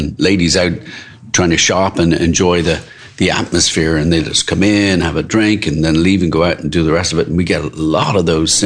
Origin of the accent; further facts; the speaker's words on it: Dublin, Leinster, Ireland; moved away as an adult; now in Maryland, United States; I'm from Dublin